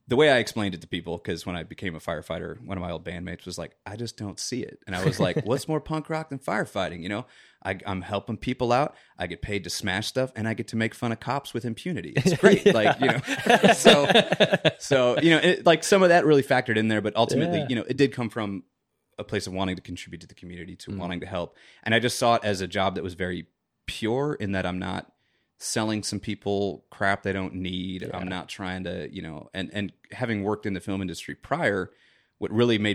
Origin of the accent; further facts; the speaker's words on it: Chicago, Illinois, United States; You know, like I said, I'm from Chicago. Both my parents were born and raised in the South Side. And, you know, a lot of my family still lives there. And, you know, traditional South Side Irish.